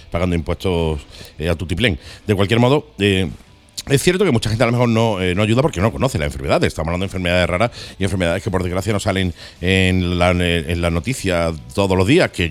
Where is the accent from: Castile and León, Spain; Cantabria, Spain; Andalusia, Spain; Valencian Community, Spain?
Cantabria, Spain; Santander; No, de Santander.